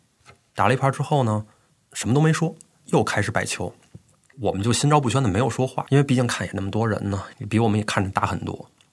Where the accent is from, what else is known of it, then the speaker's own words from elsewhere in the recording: Beijing, China; moved away as an adult; also born or lived in Shanghai; 我今年三十岁，嗯，我是北京人